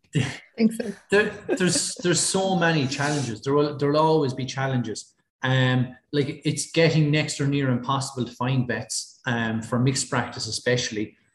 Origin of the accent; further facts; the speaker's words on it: Ballycallan, Leinster, Ireland; also born or lived in Canada / Fermanagh; I'm from Kilkenny, I'm from Ballycallan, uh, which only about four miles outside Kilkenny